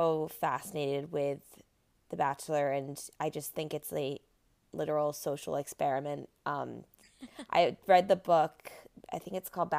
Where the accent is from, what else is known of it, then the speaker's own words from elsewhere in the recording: Rumson, New Jersey, United States; I'm from Rumson, so the situation lives like a couple towns over, and that's my claim to fame.